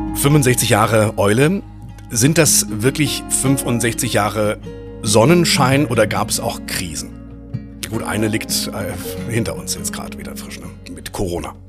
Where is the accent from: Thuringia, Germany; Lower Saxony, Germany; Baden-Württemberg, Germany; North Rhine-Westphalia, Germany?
North Rhine-Westphalia, Germany; now in Rhineland, Germany; Ich bin Westfale im Rheinland